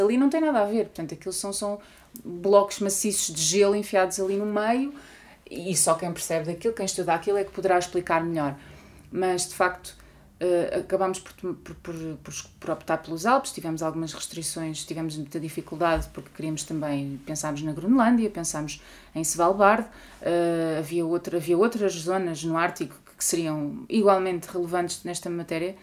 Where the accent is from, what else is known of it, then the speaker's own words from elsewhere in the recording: Portugal; eu enquanto portuguesa e europeia